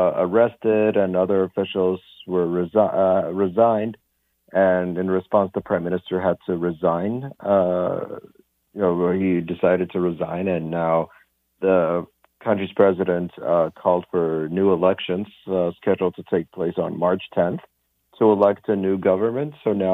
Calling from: Lisbon, Portugal; calling long distance from Lisbon.

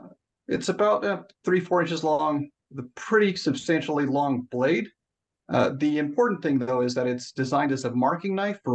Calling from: Pittsburgh, Pennsylvania, United States; also born or lived in Michigan / Southern California; Calling in from just outside Pittsburgh, PA.

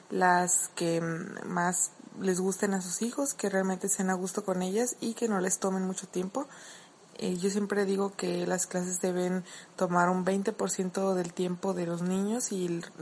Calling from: Mexico; de Mamá y Maestra Podcast desde México

